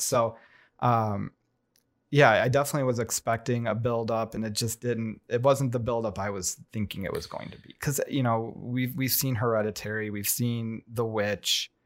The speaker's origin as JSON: {"language": "English", "country": "United States"}